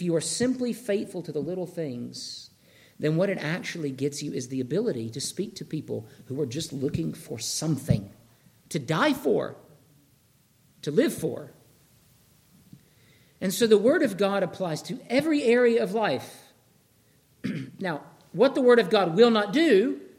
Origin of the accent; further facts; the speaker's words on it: Georgia, United States; moved away; I'm from Georgia.